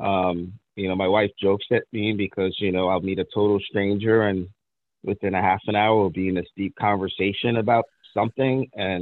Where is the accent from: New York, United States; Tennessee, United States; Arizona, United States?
New York, United States; New York City; also born or lived in Long Island, New York; I was born in Brooklyn, you know, and that's always going to be in my DNA. We moved to Long Island, New York, at the age of 10 or 11.